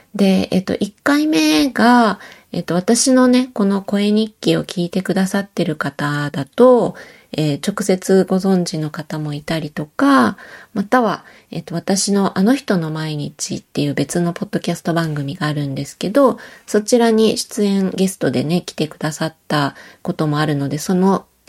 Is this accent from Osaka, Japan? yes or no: yes; Osaka, Japan; moved away as an adult; now in Matsumoto, Japan; 私は大阪出身